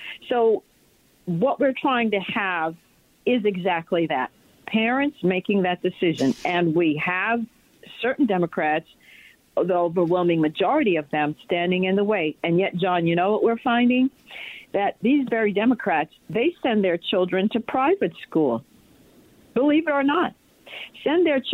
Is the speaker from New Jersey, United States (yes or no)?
no; New York City, New York, United States; now in Virginia, United States; I was raised in the Bronx